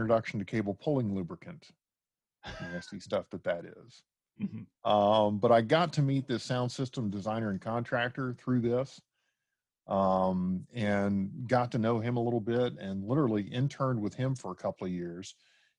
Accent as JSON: {"language": "English", "town": "Washington", "region": "District of Columbia", "country": "United States", "also_born_or_lived": "Dallas, Texas", "moved": "as an adult", "said": "I'm originally from the Washington, D.C. area"}